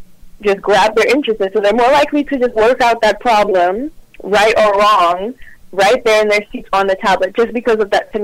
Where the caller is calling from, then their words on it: Houston, Texas, United States; I'm calling from Houston, Texas.